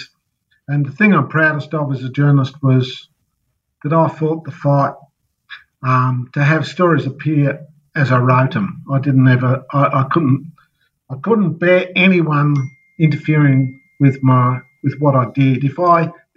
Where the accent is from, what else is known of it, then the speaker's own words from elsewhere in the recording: Tasmania, Australia; moved away as an adult; also born or lived in Melbourne; I was born in Tasmania